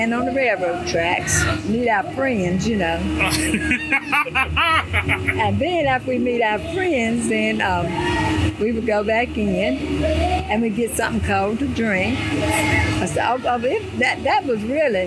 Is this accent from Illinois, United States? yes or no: no; Rocky Mount, Virginia, United States; I grew up in, I've been in Rocky Mountain all my life.